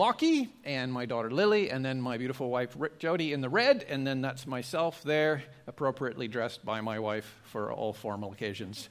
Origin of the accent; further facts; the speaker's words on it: Canada; moved away as an adult; now in Australia; I'm Canadian by birth, but I've been living in Australia for 29 years now